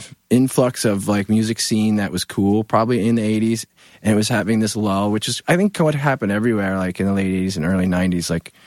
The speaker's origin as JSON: {"language": "English", "region": "New Jersey", "country": "United States", "said": "I'm from New Jersey"}